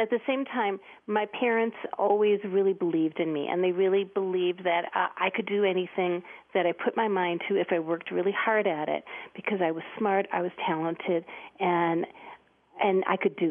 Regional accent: Detroit, Michigan, United States; moved away; also born or lived in Denver; I was born in Detroit, Michigan

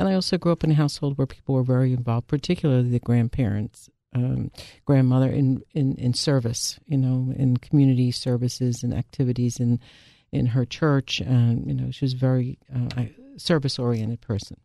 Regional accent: Philadelphia, Pennsylvania, United States; I also am, uh, born and bred Philadelphia

